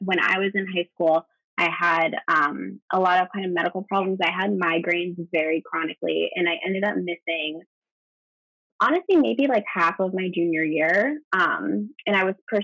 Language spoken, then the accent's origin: English; New Hampshire, United States; I grew up in New Hampshire